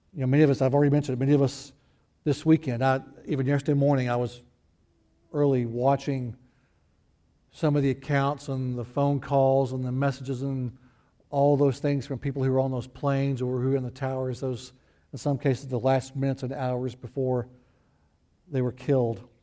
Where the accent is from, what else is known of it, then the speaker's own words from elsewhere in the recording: the Ozarks, United States; moved away; also born or lived in Texas / Houston; I was raised in the Ozarks